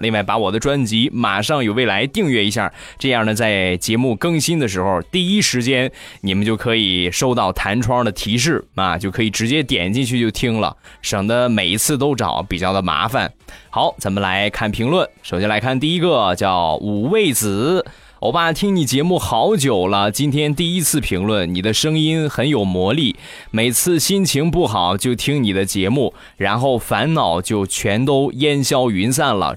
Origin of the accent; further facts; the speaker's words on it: Rizhao, Shandong, China; 我们家乡的特产，日照绿茶